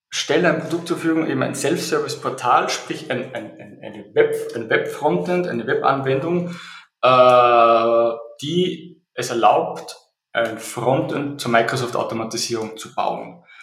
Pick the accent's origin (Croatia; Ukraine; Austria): Austria; Äh, wie es vielleicht der Dialekt äh, durchblicken lässt, ich komme aus Österreich.